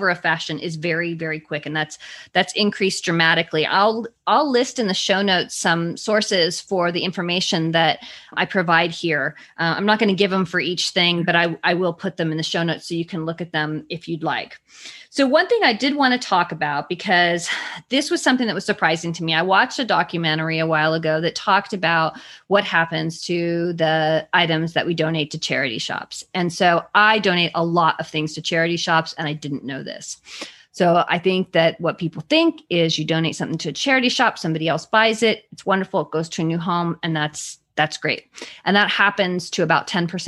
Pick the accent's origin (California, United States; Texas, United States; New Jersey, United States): California, United States; I grew up in California